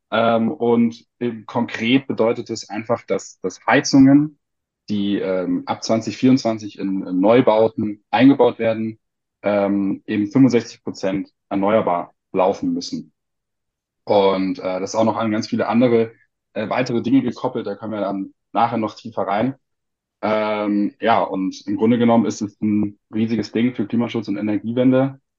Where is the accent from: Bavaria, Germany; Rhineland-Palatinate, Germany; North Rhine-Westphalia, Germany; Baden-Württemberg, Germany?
Bavaria, Germany; Munich; ähm, ich komme aus München, studiere auch in München